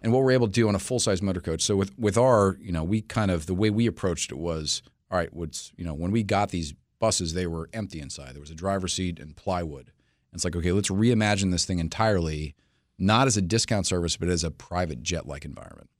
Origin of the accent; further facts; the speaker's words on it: New York City, New York, United States; moved away as an adult; now in Washington, D.C., United States; I'm from New York City originally